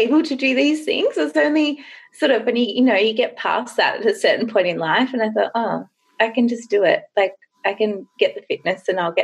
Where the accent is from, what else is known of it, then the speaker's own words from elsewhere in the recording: Grays Point, New South Wales, Australia; I grew up in Grays Point, which is right in the national